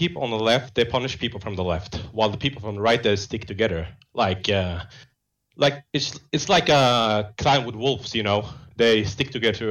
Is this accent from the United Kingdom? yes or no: no; Norway; English is a second language; as a Norwegian from an immigrant family, of course, I'm North African from Western Sahara.